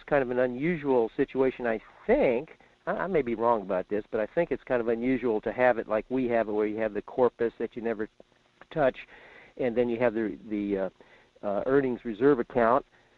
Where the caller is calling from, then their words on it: Fairbanks, Alaska, United States; in Fairbanks.